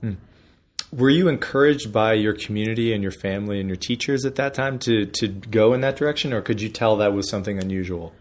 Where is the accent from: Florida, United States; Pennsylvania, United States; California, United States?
Pennsylvania, United States; Erie; I grew up in Erie, Pennsylvania